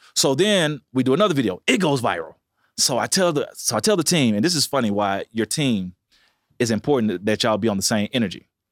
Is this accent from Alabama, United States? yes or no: yes; Montgomery, Alabama, United States; I said, Montgomery.